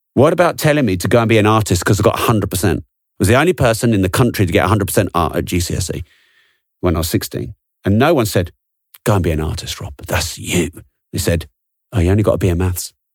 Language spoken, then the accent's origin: English; England, United Kingdom; I'm English